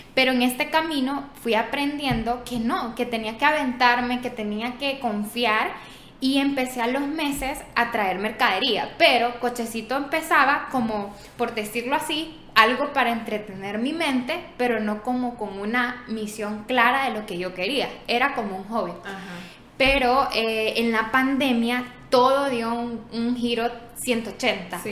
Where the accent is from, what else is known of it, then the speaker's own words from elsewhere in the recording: San Miguel, El Salvador; Yo soy de San Miguel